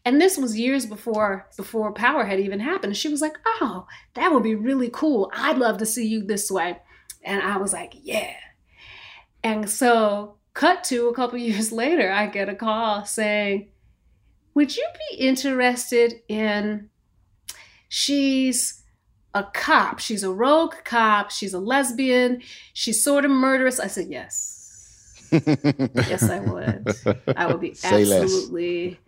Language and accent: English; East Coast, United States; You know, I'd lived in New York for a really long time. And I grew up on the East Coast.